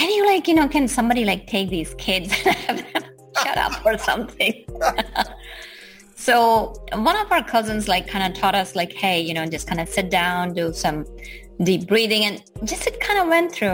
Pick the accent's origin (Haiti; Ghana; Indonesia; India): India; Gujarat; born or raised there; moved away